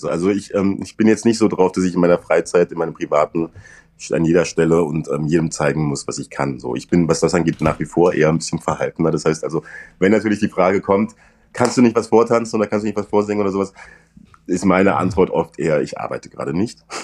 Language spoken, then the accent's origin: German; Saarland, Germany; accent: Saarland dialect; Also was ich auf jeden Fall lernen musste, ich musste meinen saarländischen Dialekt rauskriegen. Es hätte so eine leichte Färbung.